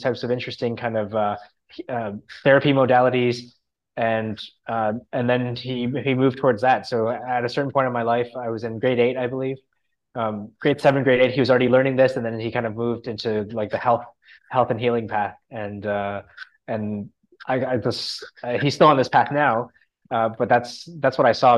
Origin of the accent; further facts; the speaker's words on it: a city outside of Toronto, Ontario, Canada; I grew up in a city outside of Toronto, like a smaller city outside of Toronto in Canada